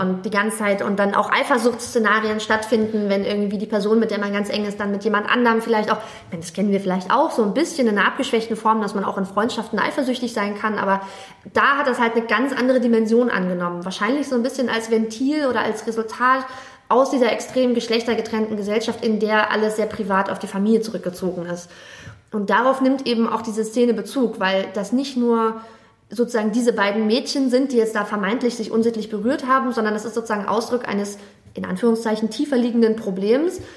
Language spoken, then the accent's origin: German; Germany; also born or lived in Jeddah, Saudi Arabia; bei uns in Deutschland